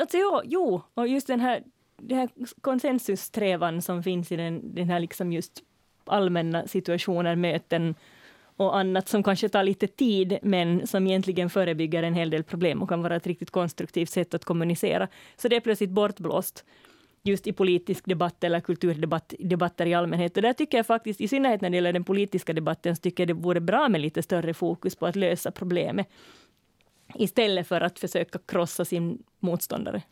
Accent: Finland; first language Swedish; jag var hemma i Finland på besök så kände jag en jättestor lättnad över att vara i ett sammanhang där jag får kommunicera på mitt sociala modersmål

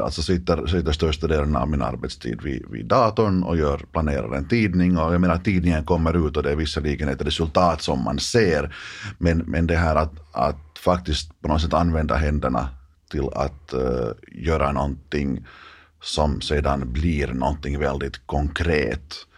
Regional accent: Dalsbruk, Southwest Finland, Finland; now in Helsinki, Finland; har jag vuxit upp på landet

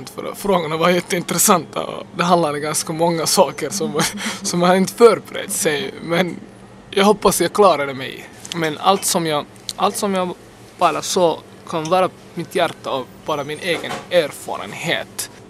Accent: Finland; jag har passen och jag är finländare

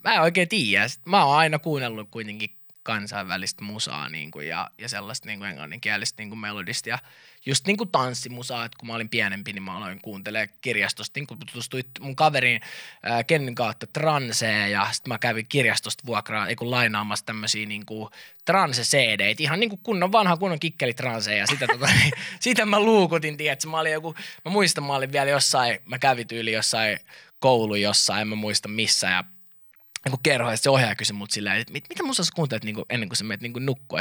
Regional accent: Finland; mä oon Suomesta.

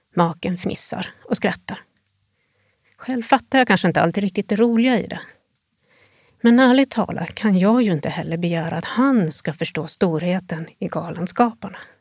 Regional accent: Sweden; moved away as an adult; now in Jyväskylä, Finland; jag kommer från Sverige

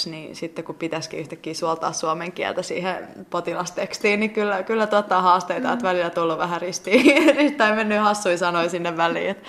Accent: Helsinki, Uusimaa, Finland; moved away as an adult; now in Tartu, Estonia; mä oon ihan helsinkiläinen, niin. mutta se kuulosti ihan kun mä olisin puhunut murteen kautta kuitenkin.

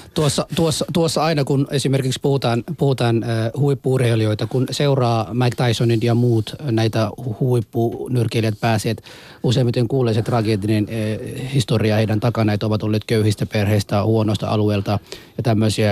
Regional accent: Somalia; now in Finland; minä olen Somaliasta kotoisin

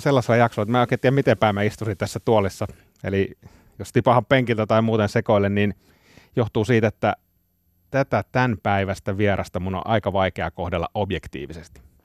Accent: Kainuu, Finland; mä oon Kainuusta kotoisin

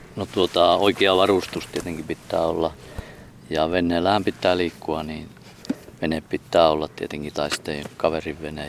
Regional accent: Jaatila, Lapland, Finland; moved away; meillä päin Jaatilassa niin vadelmaa sanottiin vaaraimeksi

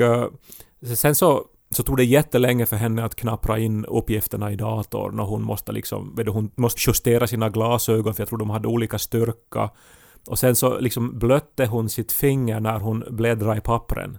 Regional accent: Finland; är jag finländare

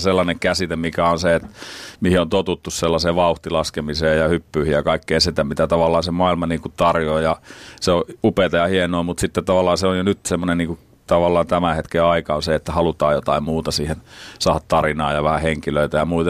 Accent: Finland; me ollaan Suomesta

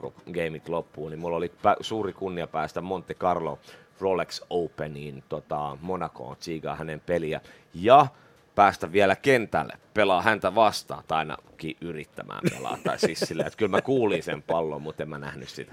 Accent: Espoo, Uusimaa, Finland; also born or lived in Vuosaari, Helsinki / Töölö, Helsinki; Sitten mä harhauduin espoolaiseksi. Mä olin äh, alaasteen Laajalahdessa, yläasteen pohjois no. yläasteen laaja. Tota, eli Espoossa noin kouluajat, teini, no. teiniajat

